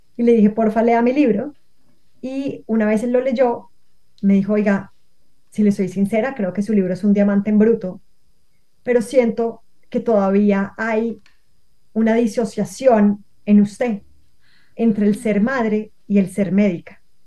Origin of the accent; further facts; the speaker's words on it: Bogotá, Colombia; now in Cali, Colombia; yo nací en Bogotá, pero yo hoy en día no vivo en Bogotá, vivo en Cali